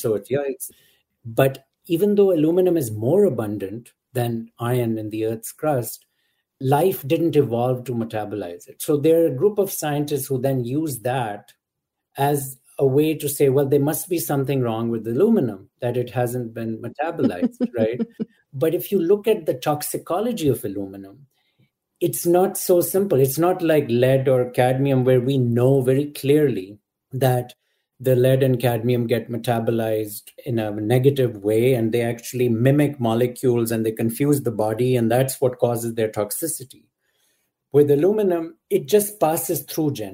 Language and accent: English; Pakistan; moved away; Growing up in Pakistan